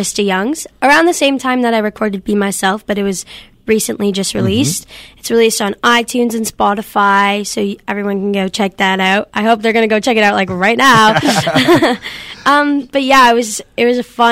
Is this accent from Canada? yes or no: yes; Collingwood, Ontario, Canada; my hometown, Collingwood